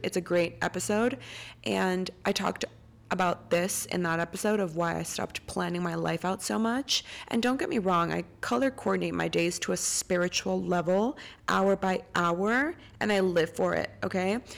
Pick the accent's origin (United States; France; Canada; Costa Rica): Costa Rica; moved away; I'm recording from Costa Rica. I'm home right now